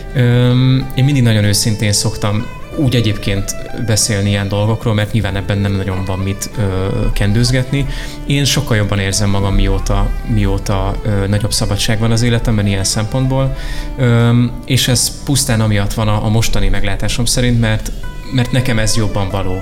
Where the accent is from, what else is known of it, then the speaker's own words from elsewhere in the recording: Miskolc, Borsod-Abaúj-Zemplén, Hungary; moved away as an adult; now in Budapest, Hungary; Miskolcon éltem előtte, ott születtem meg ott érettségiztem